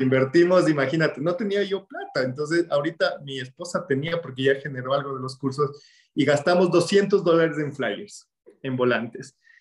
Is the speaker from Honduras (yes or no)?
no; Ecuador; en mi país, en Ecuador